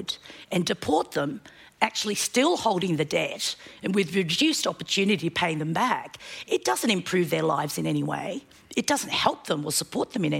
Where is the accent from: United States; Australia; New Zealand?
Australia; also born or lived in Korea; I was born in Korea and I migrated to Australia. Having studied and grown up in Australia